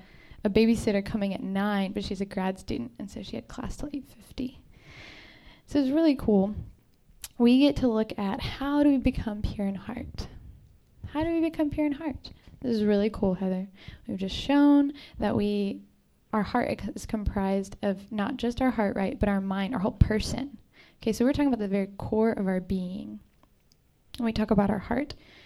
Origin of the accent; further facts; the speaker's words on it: Texas, United States; Jordan and I are from Texas.